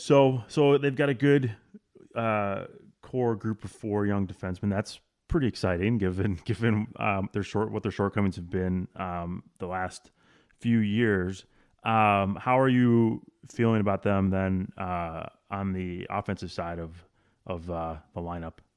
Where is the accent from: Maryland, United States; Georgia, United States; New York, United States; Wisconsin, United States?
Wisconsin, United States; I grew up in Wisconsin